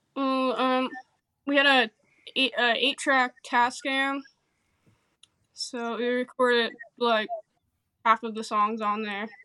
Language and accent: English; Howell, New Jersey, United States; I'm from Howell, Uh, we're, like, central Jersey, but we're twenty minutes from the shore.